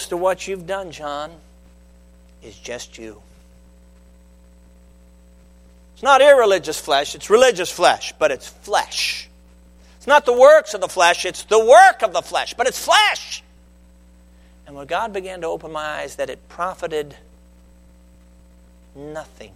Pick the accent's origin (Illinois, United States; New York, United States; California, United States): Illinois, United States; Chicago; I grew up in the Chicago area